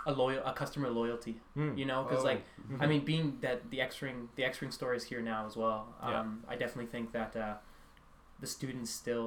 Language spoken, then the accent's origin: English; Canmore, Alberta, Canada; moved away as an adult; also born or lived in St.FX, Nova Scotia; now in Antigonish, Canada; 20. Born and raised in Banff, Alberta, because for anybody who's from Alberta, I guess they know where Canmore is, but I'm gonna say Banff for anybody who's not from Alberta.